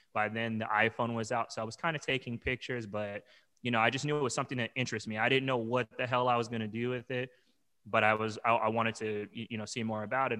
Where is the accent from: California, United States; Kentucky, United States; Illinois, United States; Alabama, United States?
California, United States; Long Beach; also born or lived in Arizona; now in New York, United States; I'm originally from Long Beach, California, and I lived in Arizona for many years, and I moved to New York, uh, almost three years ago.